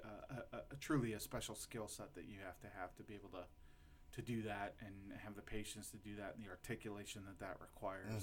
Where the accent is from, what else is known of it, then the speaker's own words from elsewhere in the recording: Lorain, Ohio, United States; I'm from Lorain, Ohio